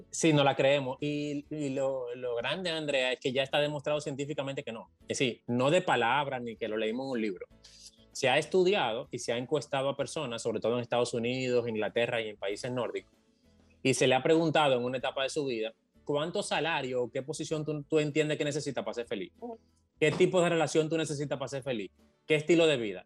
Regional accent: Dominican Republic; lo que somos de, provincias

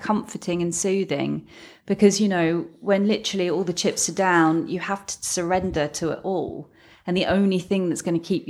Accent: London, United Kingdom; born there; also born or lived in Hadley Wood; Well, originally born in North London, so Woodside Park.

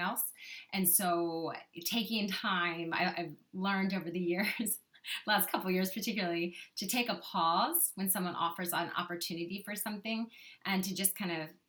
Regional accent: Kentucky, United States; also born or lived in Nashville, Tennessee; now in Charlotte, United States; I grew up in Kentucky and lived in actually Nashville for a long time.

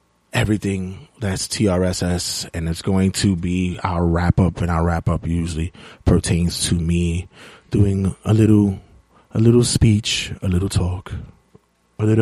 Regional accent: New York City, New York, United States; Being a New Yorker

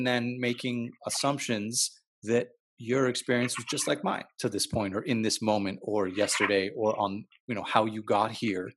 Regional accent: Montreal, Quebec, Canada; now in Calgary, Canada; I'm from Montreal because that's where I was born

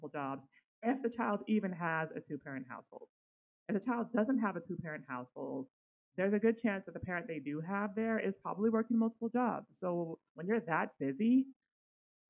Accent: Sacramento, California, United States; I grew up in Sacramento, California.

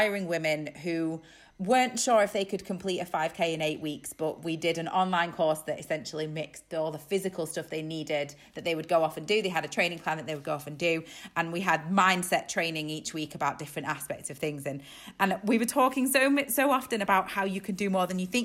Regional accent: Isle of Man; moved away as an adult; now in Yorkshire, United Kingdom; I'm from the Isle of Man, but I moved to Yorkshire when I was in my early 20s.

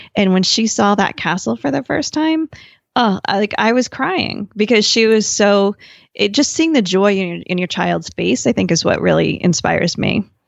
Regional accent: New Jersey, United States; I grew up in New Jersey

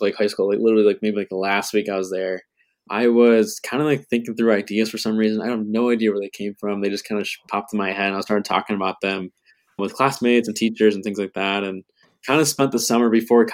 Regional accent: Macomb, Michigan, United States; also born or lived in Holland, Michigan; now in Grand Rapids, United States; I am originally from Macomb, Michigan on the east side of the state

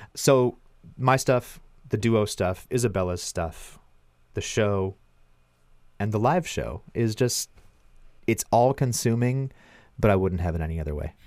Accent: Milverton, Ontario, Canada; my hometown in Milverton, Ontario

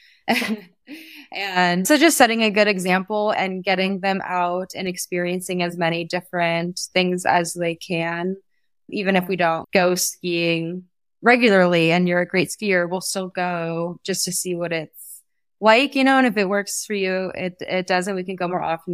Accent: Mendocino, California, United States; now in Sonoma Valley, United States; I grew up in Mendocino

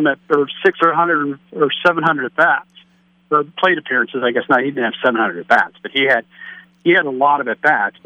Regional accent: Cincinnati, Ohio, United States; I grew up in the Cincinnati area in the era of the Big Red Machine

